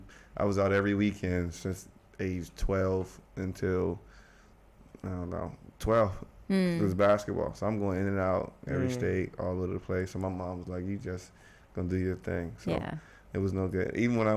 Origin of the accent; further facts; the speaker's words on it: Alexandria, Virginia, United States; moved away; where I grew up in Alexandria is like 15 minutes.